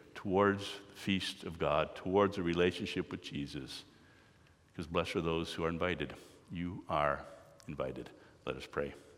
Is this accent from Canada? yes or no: yes; Canada; I am Canadian, we are part of the Commonwealth